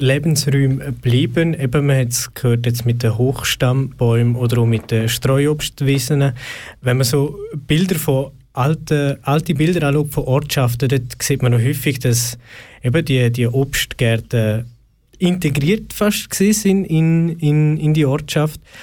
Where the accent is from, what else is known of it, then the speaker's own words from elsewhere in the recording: Switzerland; bei uns in der Schweiz